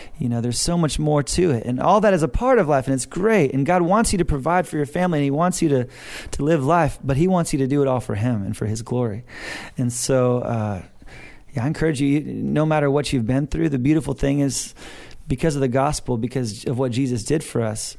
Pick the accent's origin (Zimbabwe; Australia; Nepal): Australia; And my wife said, sorry, we're Australian.